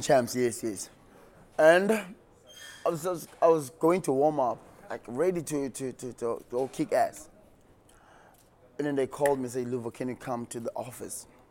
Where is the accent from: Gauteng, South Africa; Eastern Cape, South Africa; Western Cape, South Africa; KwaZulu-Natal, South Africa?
Western Cape, South Africa; Mbekweni; Born and bred in the Western Cape, um, in a small town called Mbekweni.